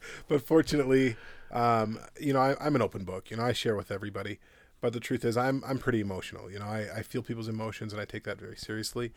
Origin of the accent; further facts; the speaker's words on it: Minneapolis, Minnesota, United States; moved away as an adult; also born or lived in Modesto, California; now in Loveland, United States; I'm originally from Minneapolis, Minnesota